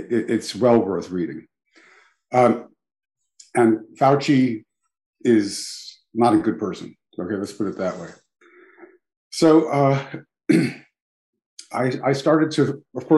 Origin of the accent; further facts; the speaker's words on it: New York City, New York, United States; also born or lived in Belgium / Philadelphia; I'm born and raised in New York City